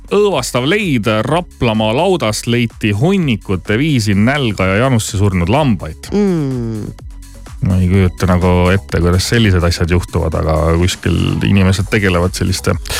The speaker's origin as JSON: {"language": "Estonian", "region": "Southern Estonia", "country": "Estonia", "said": "ma olen ise Lõuna-Eestist pärit"}